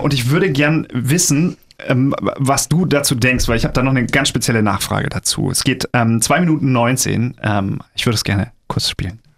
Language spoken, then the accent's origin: German; Germany; bei uns in Deutschland